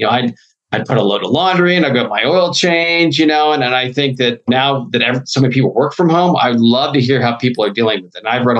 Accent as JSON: {"language": "English", "region": "Midwest", "country": "United States", "tie": "born or raised there", "said": "You know, growing up in the Midwest, I love Chicago."}